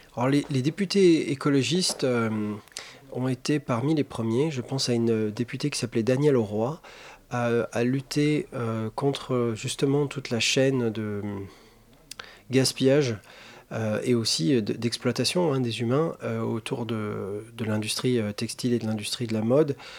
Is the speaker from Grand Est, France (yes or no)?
yes; Alsace, Grand Est, France; dans le lycée où j'étudiais euh, en Alsace